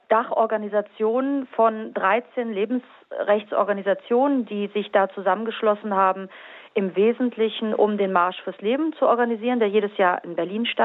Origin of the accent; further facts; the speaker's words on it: Carinthia, Austria; Ich bin Österreicherin, ich komme aus Kärnten.